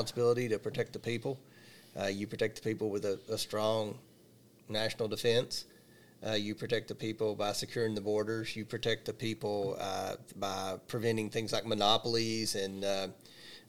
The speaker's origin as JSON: {"language": "English", "area": "Monroe County", "region": "Kentucky", "country": "United States", "tie": "born or raised there", "said": "I grew up in Monroe County"}